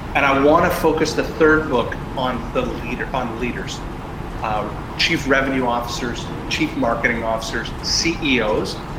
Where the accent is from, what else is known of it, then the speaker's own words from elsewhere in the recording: Canada; I'm Canadian